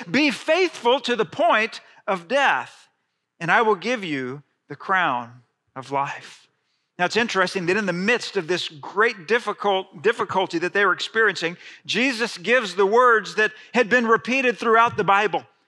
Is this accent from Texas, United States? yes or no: yes; Friendswood, Texas, United States; growing up in Friendswood, Texas